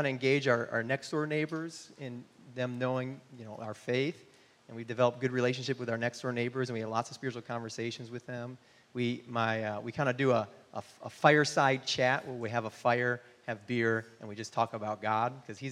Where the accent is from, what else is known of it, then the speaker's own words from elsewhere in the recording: Michigan, United States; also born or lived in North Carolina / Amsterdam, Netherlands; now in Austin, United States; I grew up in Michigan.